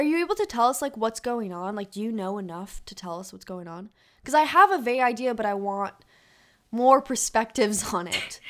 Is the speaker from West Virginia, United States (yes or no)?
no; San Francisco, California, United States; from San Francisco, California